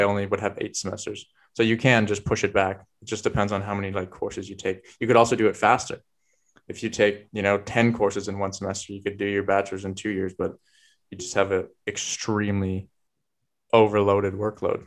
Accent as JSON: {"language": "English", "area": "Vancouver Island", "region": "British Columbia", "country": "Canada", "moved": "as an adult", "lives_now": "Germany", "said": "I come from Vancouver Island"}